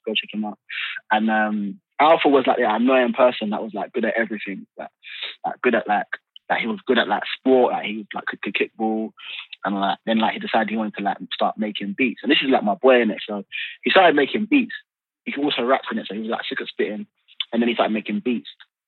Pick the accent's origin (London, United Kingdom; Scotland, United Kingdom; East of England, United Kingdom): London, United Kingdom; also born or lived in Forest Gate, London; I'm from Newham. I'm from, like, I lived in East Ham till I was like 14 and I moved to Forest Gate and I'm still there